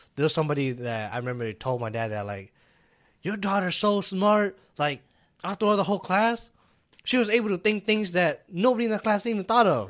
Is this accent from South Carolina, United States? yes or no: no; Minnesota, United States; also born or lived in California; I grew up in Minnesota